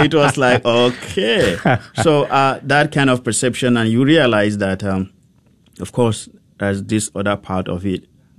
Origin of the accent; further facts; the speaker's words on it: Nigeria; moved away as an adult; also born or lived in Rome, Italy; now in Dallas, United States; growing up in Nigeria, I looked forward to being a priest